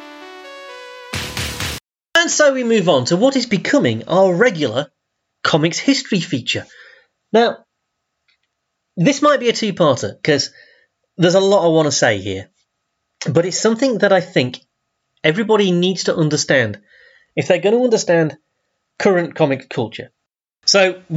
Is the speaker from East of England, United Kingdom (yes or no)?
no; Doncaster, Yorkshire and the Humber, United Kingdom; I grew up in Doncaster